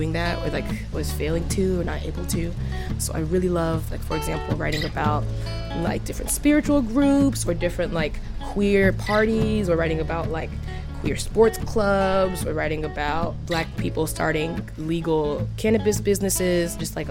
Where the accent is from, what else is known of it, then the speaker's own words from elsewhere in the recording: New York, United States; moved away as an adult; also born or lived in Evanston, Illinois; now in Chicago, United States; My family's from New York